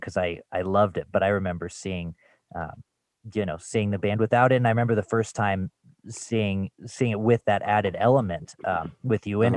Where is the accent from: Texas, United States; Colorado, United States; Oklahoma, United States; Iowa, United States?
Colorado, United States; Louisville; I grew up in Louisville, just outside of Boulder.